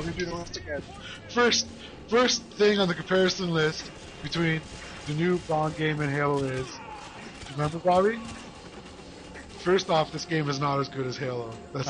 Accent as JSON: {"language": "English", "country": "Canada", "also_born_or_lived": "Kitchener, Ontario", "said": "I'm from Canada."}